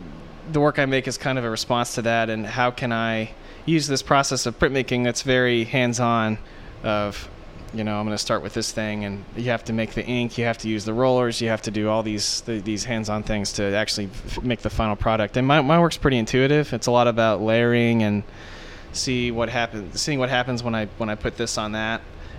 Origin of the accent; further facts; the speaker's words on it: The Woodlands, Texas, United States; also born or lived in Denver / Dallas / Aberdeen; I was born in Denver, Colorado. I moved whenever I was when I was really, really little. And then I grew up mostly in Texas. I grew up around the Woodlands.